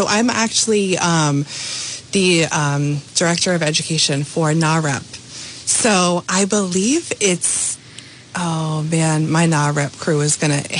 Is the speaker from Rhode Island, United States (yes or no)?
yes; North Providence, Rhode Island, United States; I grew up in North Providence